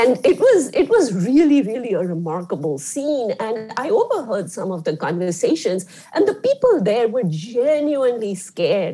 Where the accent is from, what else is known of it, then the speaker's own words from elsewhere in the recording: India; moved away; I grew up in India